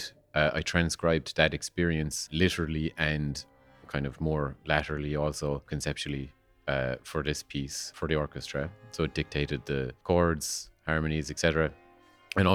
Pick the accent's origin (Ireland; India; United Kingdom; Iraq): Ireland; Kerry, Munster; I'm a composer from Kerry